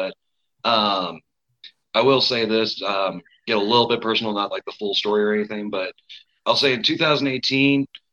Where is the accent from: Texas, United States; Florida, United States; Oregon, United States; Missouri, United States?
Missouri, United States; Eldon; now in Jefferson City, United States; I'm from Jeff City, Missouri. I'm originally from a town called Eldon